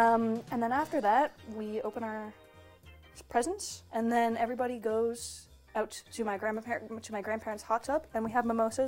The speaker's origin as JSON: {"language": "English", "region": "Manitoba", "country": "Canada", "tie": "born or raised there", "moved": "as an adult", "lives_now": "Vancouver, Canada", "said": "I grew up in Manitoba, so we had actual snow every year."}